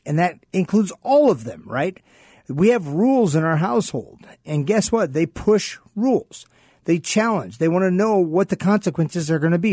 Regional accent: Sault Ste. Marie, Michigan, United States; also born or lived in East Lansing, Michigan; now in Phoenix, United States; I grew up in Michigan, in a part, a Sault Ste. Marie, Michigan, then I moved down to East Lansing, Michigan.

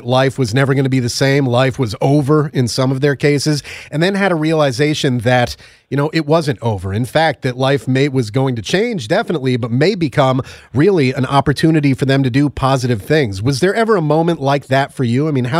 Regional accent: Connecticut, United States; Connecticut, my home state

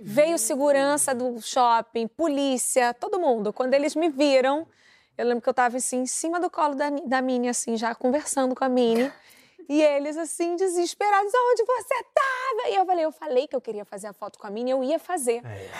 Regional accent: Brazil; eu sou brasileira

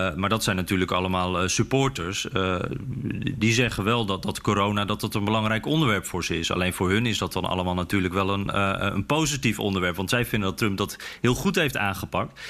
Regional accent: Netherlands; wij als Nederlanders

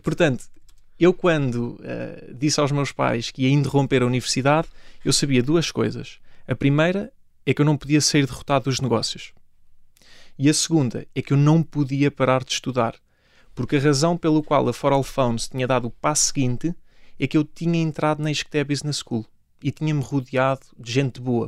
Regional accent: Ourém, Santarém District, Portugal; Comecei no clube da minha terra, no Oriense

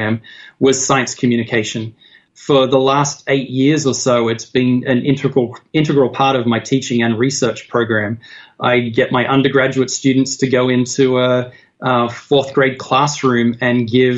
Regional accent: Australia; now in United States; I'm not an American. I'm from Australia

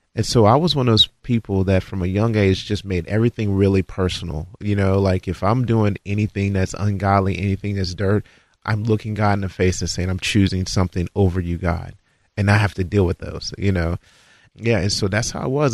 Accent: Florence, Kentucky, United States; Born in Florence, Kentucky.

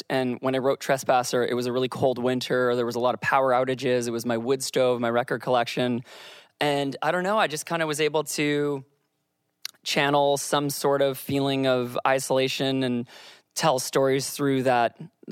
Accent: Victoria, British Columbia, Canada; I grew up in Victoria, BC

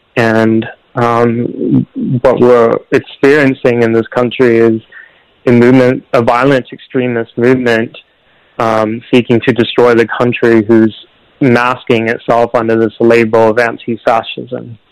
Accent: Portland, Oregon, United States; the streets of my hometown, the streets of the of the place that I grew up

